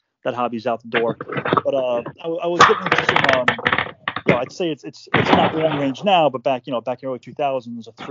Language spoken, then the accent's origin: English; Long Island, New York, United States; born and raised in New York, Long Island, about an hour out from Manhattan, suburbia.